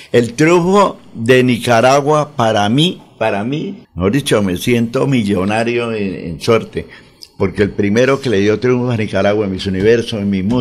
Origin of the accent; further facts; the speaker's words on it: Santander, Colombia; Esperanza Gallón, que fue un ícono grande en mi tierra, Santander, amiga mía.